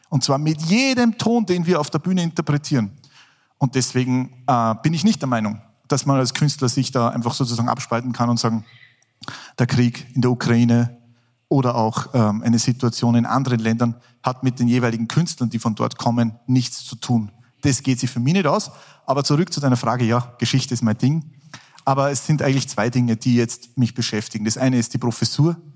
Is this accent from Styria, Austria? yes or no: no; Salzburg, Austria; bin ja Salzburger, bin in Salzburg geboren.